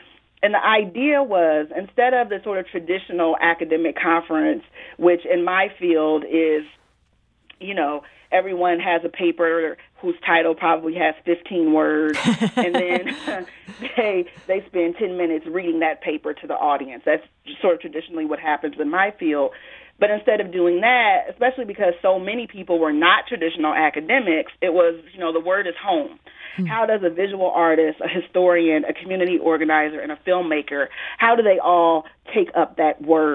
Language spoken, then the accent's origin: English; Peoria, Illinois, United States; my hometown of Peoria, Illinois